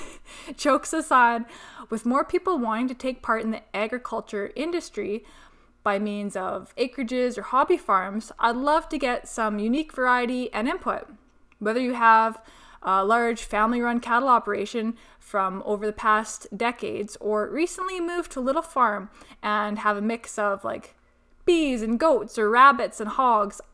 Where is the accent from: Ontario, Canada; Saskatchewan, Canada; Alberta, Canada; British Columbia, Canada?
Alberta, Canada; Peace Country; moved away as an adult; also born or lived in Texas; I'm originally from the Peace Country, but spanned the past about ten years in Sudden Alberta, and before that, a short stint in Texas upon graduating high school